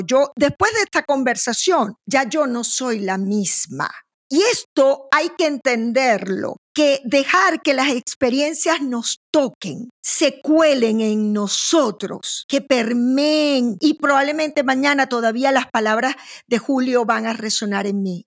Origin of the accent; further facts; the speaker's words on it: Maracaibo, Zulia, Venezuela; moved away; Yo soy de Maracaibo, yo soy caribeña.